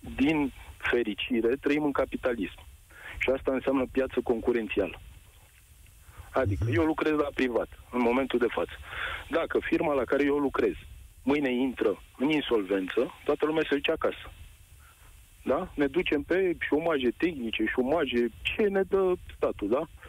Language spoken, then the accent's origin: Romanian; Craiova, Dolj, Romania; eu sunt din Craiova